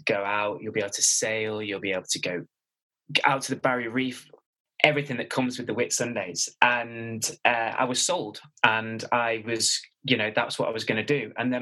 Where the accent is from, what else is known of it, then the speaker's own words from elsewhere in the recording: Manchester, North West England, United Kingdom; moved away as an adult; also born or lived in Melbourne, Australia / London; I'm a born and bred Mancunian